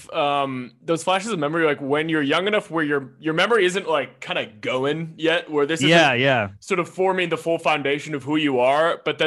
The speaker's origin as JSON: {"language": "English", "town": "Seattle", "region": "Washington", "country": "United States", "said": "I'm from Seattle."}